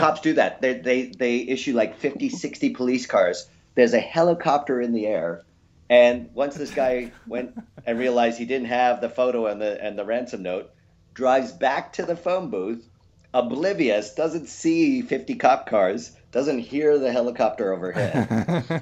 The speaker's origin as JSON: {"language": "English", "country": "Canada", "also_born_or_lived": "Los Angeles, United States", "moved": "as an adult", "lives_now": "Australia", "said": "Originally, I'm from Canada, and then moved to uh, Los Angeles for a number of years, and now I live in Australia."}